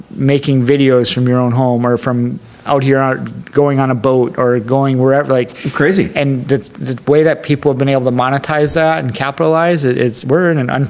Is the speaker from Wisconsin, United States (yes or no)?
yes; Wisconsin, United States; also born or lived in Texas / New York / Chicago / Minneapolis; I grew up in born in Texas, raised in Wisconsin, moved to New York for college from there, I lived in Chicago and in Minneapolis.